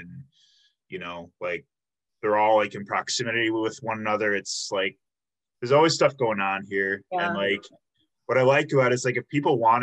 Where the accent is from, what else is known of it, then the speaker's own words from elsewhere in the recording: Illinois, United States; moved away as an adult; now in Milwaukee, United States; I'm originally from Illinois, but I came here for school 7 years ago